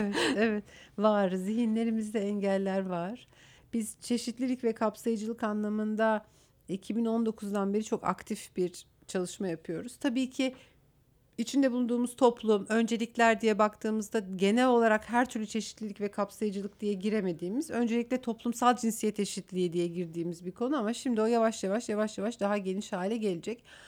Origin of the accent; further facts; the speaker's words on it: Aksaray Province, Turkey; moved away as an adult; now in Istanbul, Turkey; E, Aksaraylıyım. E, ilkokul, ortaokul ve liseyi orada okudum.